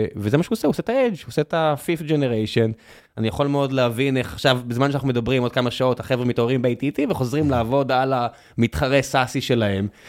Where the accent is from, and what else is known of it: Israel